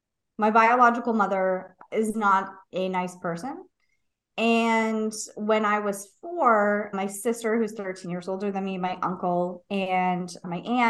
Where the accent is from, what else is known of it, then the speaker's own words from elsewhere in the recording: San Diego, California, United States; I grew up in San Diego